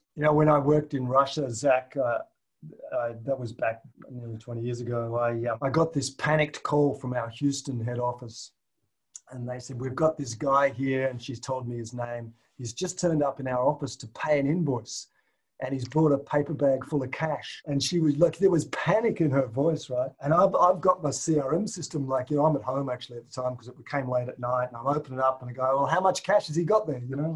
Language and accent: English; Tasmania, Australia; moved away as an adult; I grew up in Tasmania, which is an island oh. to the south of Australia.